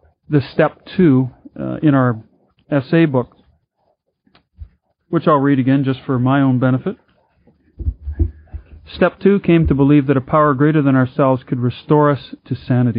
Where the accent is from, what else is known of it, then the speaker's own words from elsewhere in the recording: Vancouver, British Columbia, Canada; I'm from Vancouver, British Columbia, in Canada.